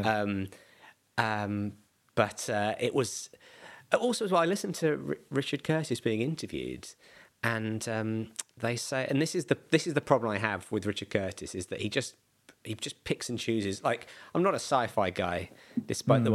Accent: Bromley, London, United Kingdom; also born or lived in Beckenham; I was born in Bromley. I'm he moved around a tiny bit to other bits of South uh, South London, and now live in Beckenham.

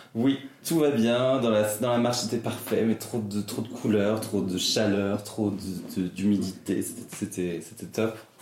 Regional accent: Brittany, France; Alors moi je suis né en Bretagne, genre plein milieu de la Cambrousse, un bled de, 300 habitants, vraiment la, campagne quoi. Et euh, j'ai fait toute, ma, toute mon enfance là-bas jusqu'à mes 12 ans

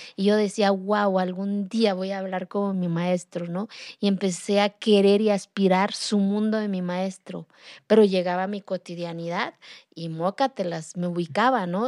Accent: Santa María Quiegolani, Oaxaca, Mexico; first language Zapotec; Spanish is a second language; moved away; Yo soy de la Sierra de Oaxaca, de una comunidad que se llama Santa María Kiegolani, de la cual me siento orgullosa de hablar mi lengua materna, yo hablo el zapoteco. Yo aprendí a hablar el español ya de grande

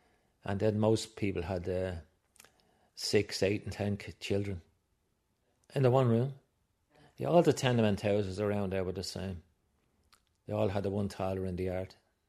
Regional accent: Dublin, Leinster, Ireland; 78 years of age, born and raised in Capel Street.

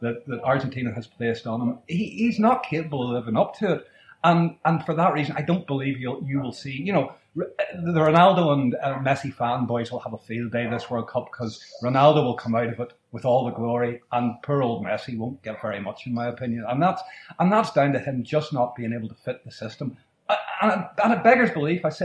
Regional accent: Northern Ireland, United Kingdom; I'm from Northern Ireland

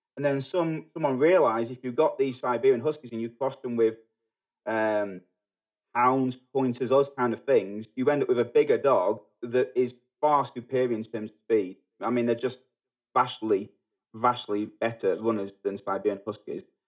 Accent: Manchester, North West England, United Kingdom; moved away as an adult; also born or lived in New Zealand; now in United States; I grew up in England. I grew up in Manchester.

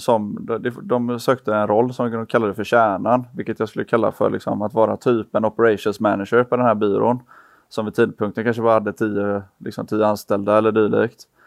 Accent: Gothenburg, Västra Götaland, Sweden; vi är alla från Göteborg

